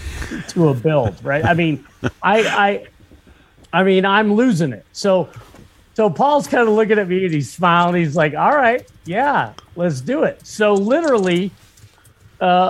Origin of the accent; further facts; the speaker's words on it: Meadville, Pennsylvania, United States; I grew up in Northwestern Pennsylvania. I was born in Meadville